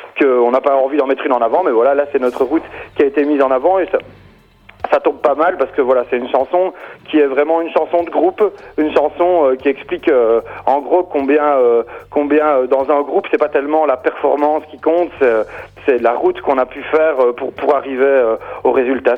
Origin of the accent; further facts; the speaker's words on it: Belgium; on est belge